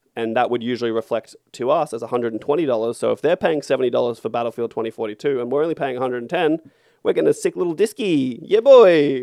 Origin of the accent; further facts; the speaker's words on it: Australia; we are in Australia and we are Australian.